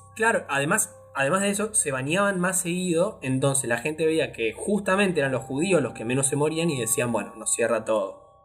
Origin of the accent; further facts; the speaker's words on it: Argentina; como argentino tenemos dos madres patrias